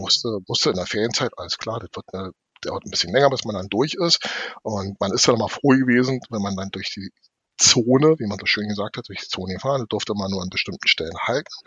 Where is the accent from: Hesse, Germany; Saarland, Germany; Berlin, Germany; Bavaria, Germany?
Berlin, Germany; meine Heimat oder der Bezirk, in dem ich groß geworden bin